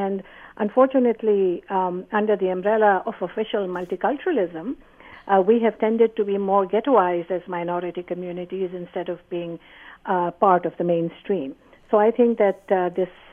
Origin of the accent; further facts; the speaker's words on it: Pakistan; now in Canada; I came here to be not a hyphenated Canadian Pakistani, but a Canadian.